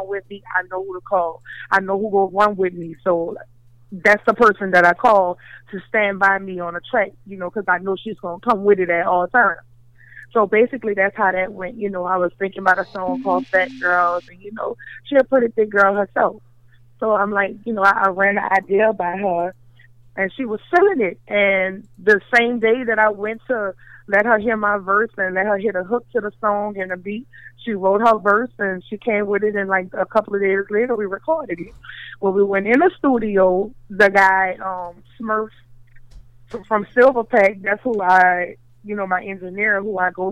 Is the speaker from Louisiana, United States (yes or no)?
yes; New Orleans, Louisiana, United States; I'm from New Orleans